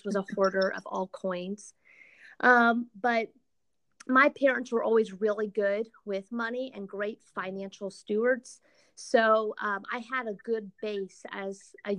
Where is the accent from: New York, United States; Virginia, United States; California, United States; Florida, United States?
Florida, United States; Central; now in Chicago suburbs, United States; I'm from Central Florida originally